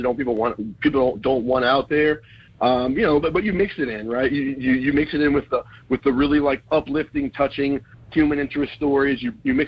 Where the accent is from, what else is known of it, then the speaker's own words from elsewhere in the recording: Virginia, United States; moved away; I grew up in ACC country. I'm from Virginia